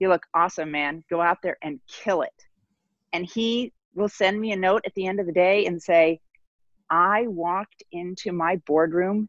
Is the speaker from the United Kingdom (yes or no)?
no; Midwest, United States; moved away as an adult; now in New York, United States; I was born and raised in the Midwest, so I'm officially a transplant, but I'm a New Yorker